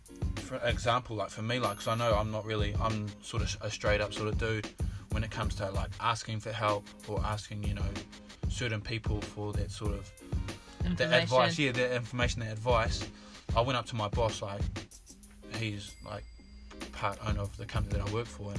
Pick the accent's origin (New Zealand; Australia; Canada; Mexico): New Zealand; growing up in New Zealand